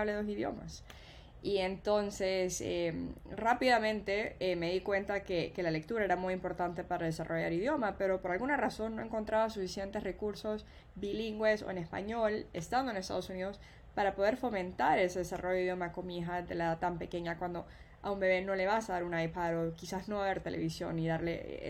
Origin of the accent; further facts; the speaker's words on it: El Salvador; also born or lived in United States; now in Miami, United States; yo soy de El Salvador, yo crecí en El Salvador y yo crecí hablando dos idiomas.